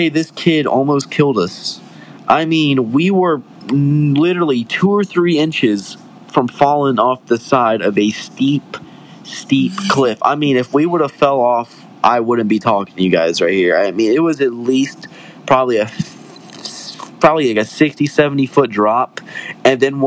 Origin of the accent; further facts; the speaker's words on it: West Virginia, United States; I'm from West Virginia, so we kind of were raised in the mountains.